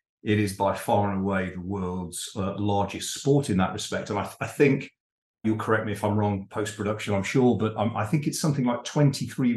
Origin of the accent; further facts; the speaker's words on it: United Kingdom; as a Brit